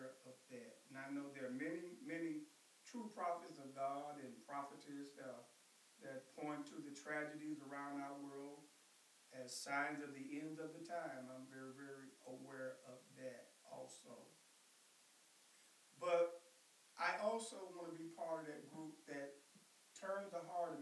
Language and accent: English; Blytheville, Arkansas, United States; I was raised in Blytheville, Arkansas